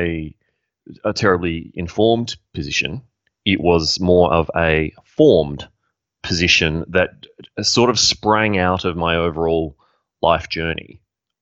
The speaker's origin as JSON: {"language": "English", "country": "Australia", "tie": "born or raised there", "said": "as a young man growing up in Australia"}